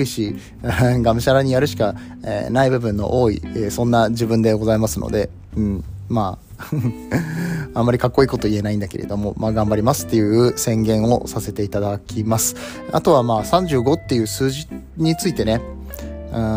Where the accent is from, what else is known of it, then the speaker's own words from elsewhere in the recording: Nagoya, Aichi, Japan; 名古屋の出身